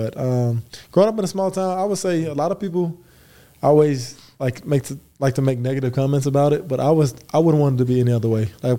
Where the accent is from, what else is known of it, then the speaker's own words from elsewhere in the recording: Earl, Arkansas, United States; also born or lived in Waco; now in Provo, United States; I grew up in Earl, Arkansas.